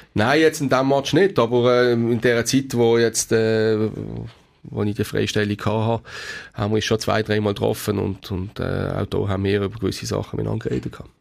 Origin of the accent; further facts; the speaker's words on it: Basel, Basel-Stadt, Switzerland; als Basler